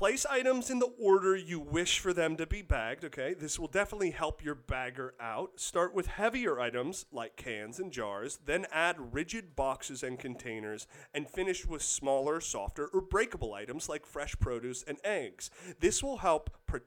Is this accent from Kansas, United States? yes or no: yes; Kansas, United States; moved away; I grew up in Kansas.